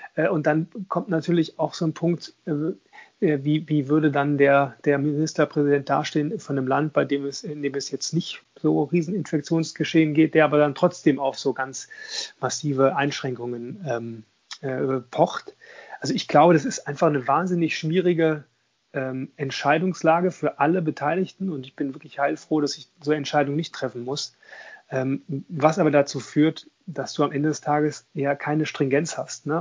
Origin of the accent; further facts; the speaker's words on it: Düsseldorf, North Rhine-Westphalia, Germany; ich komme ja aus Düsseldorf